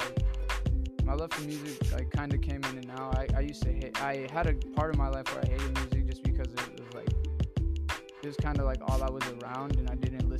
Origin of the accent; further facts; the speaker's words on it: Los Angeles, California, United States; I'm from LA. I grew up in South Central, Mid-City. I pretty much move all around. I grew up on Hoover, by USC. I've kind of seen all of LA.